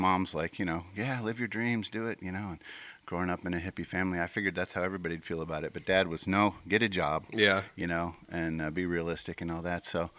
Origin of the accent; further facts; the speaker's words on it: Midwest, United States; also born or lived in St. Louis; Growing up in the Midwest. I was born in St. Louis, but we moved around a lot.